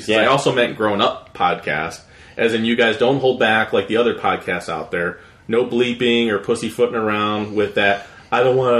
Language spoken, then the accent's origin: English; Akron, Ohio, United States; By the way, where are you at in Ohio, in Northeast Ohio? I'm from Akron area.